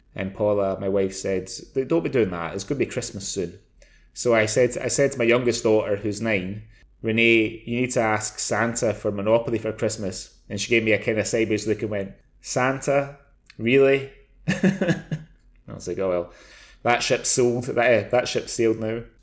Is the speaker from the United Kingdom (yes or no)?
yes; Scotland, United Kingdom; moved away as an adult; also born or lived in England; I'm from Scotland